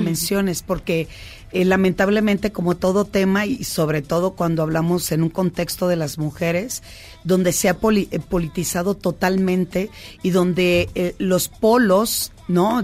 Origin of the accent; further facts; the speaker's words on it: Culiacán, Sinaloa, Mexico; vengo de un contexto de la parte norte, soy de Culiacán